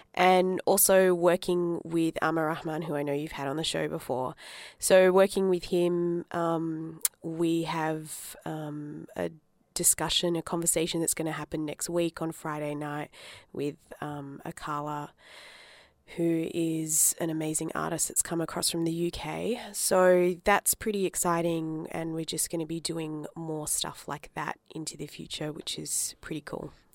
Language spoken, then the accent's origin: English; Adelaide, South Australia, Australia; also born or lived in Darwin, Northern Territory; I grew up in Adelaide 'cause my parents moved down from Darwin